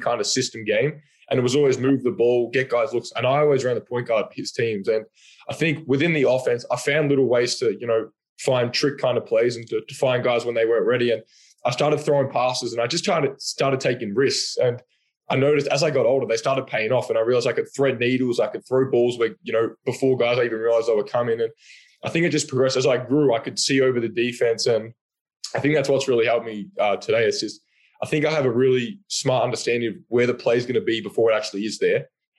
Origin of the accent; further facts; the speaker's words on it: Australia; Then obviously Ben being an Australian is a bonus as well.